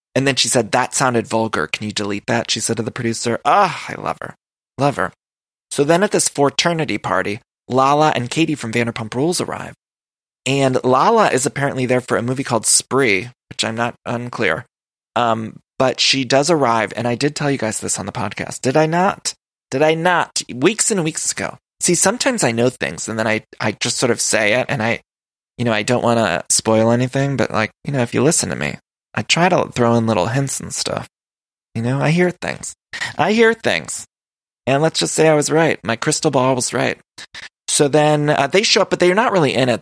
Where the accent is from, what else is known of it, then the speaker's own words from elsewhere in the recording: Midwest, United States; I'm from the Midwest